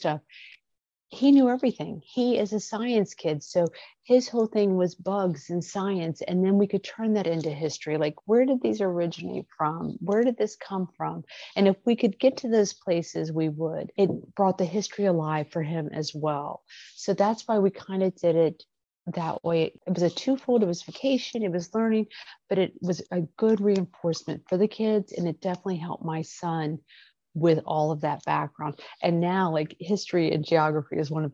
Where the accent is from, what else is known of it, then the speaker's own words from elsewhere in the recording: Midwest, United States; moved away; I'm from the Midwest